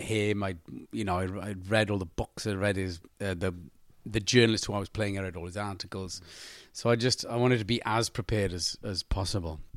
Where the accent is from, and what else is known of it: Wales, United Kingdom